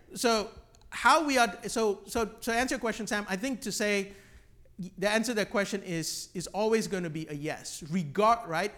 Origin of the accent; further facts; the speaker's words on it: Malaysia; I grew up on Hillsong music in Malaysia